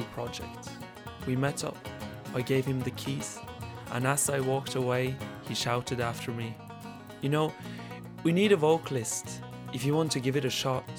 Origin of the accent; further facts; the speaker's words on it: Norway; born and raised in the Norwegian lands of ice and snow by native parents